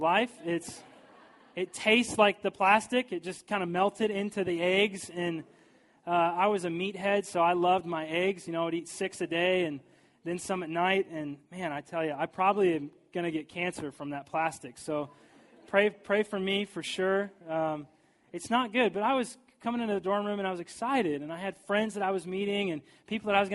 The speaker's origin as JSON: {"language": "English", "town": "St. Joseph", "region": "Missouri", "country": "United States", "tie": "born or raised there", "lives_now": "St. Louis, United States", "said": "I moved from St. Joseph, Missouri to here to St. Louis"}